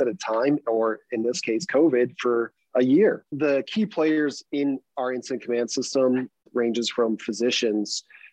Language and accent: English; Illinois, United States; now in Colorado, United States; I'm originally from Illinois